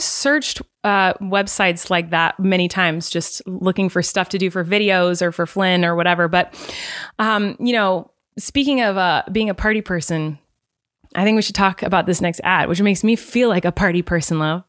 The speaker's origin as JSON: {"language": "English", "region": "California", "country": "United States", "said": "from California"}